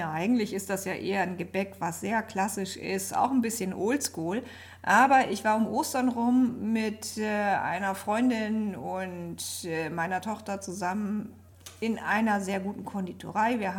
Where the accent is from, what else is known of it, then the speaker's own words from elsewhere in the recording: Germany; Ich komme hier aus der Nähe von Bremen.